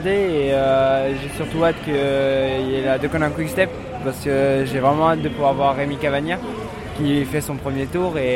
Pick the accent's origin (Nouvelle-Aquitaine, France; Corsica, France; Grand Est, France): Nouvelle-Aquitaine, France; Poitiers; moi je suis de Poitiers, mais vu que c'est pas loin, bah, on est venu quoi à côté